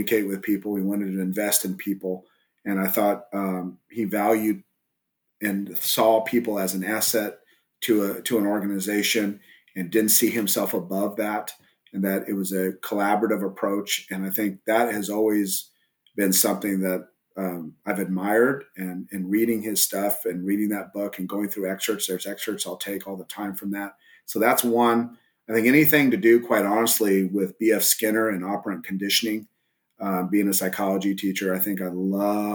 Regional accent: Southern California, United States; also born or lived in El Paso, Texas; now in Texas, United States; I grew up originally in Southern California before I moved to Texas

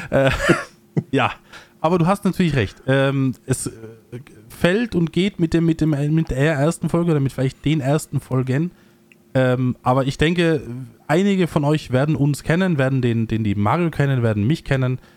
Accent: Innsbruck, Tyrol, Austria; Ich bin ja äh, in Innsbruck äh, geboren, aufgewachsen, lebe jetzt ein bisschen außerhalb

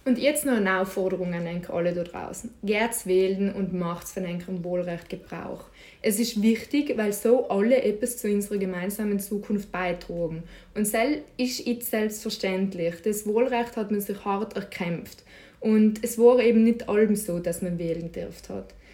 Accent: South Tyrol, Trentino-Alto Adige, Italy; Parteien bei uns in Südtirol sind folgende.

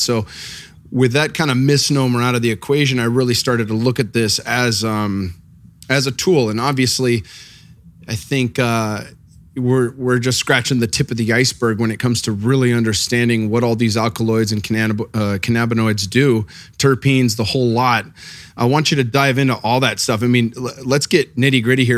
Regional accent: California, United States; growing up in California, I never was too into cannabis when I was young.

